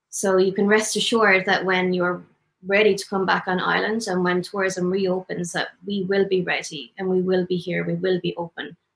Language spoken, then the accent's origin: English; Tipperary, Munster, Ireland; now in Sint Eustatius; I'm originally from Tipperary in Ireland